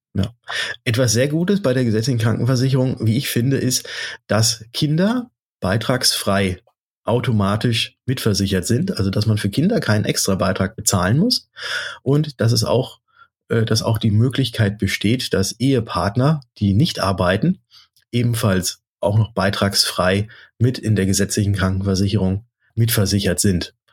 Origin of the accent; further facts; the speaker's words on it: Germany; bei uns in Deutschland hier